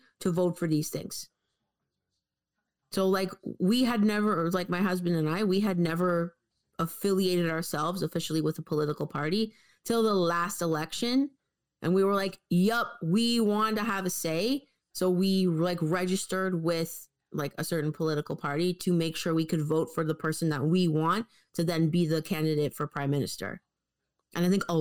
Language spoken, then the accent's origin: English; Canada; as a Canadian